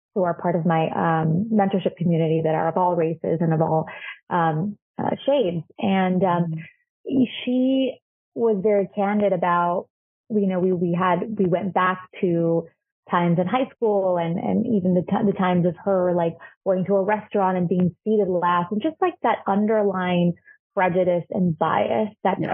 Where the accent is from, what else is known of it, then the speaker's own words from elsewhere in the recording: Chile; now in United States; I'm from Chile and in Chile I'm not a I'm not a woman of color